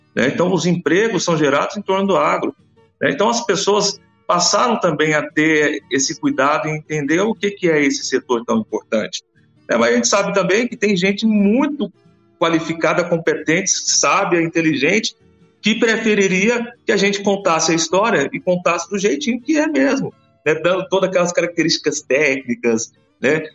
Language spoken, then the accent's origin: Portuguese; Jataí, Goiás, Brazil; also born or lived in Goiânia / Anápolis; Eu sou natural de Jataí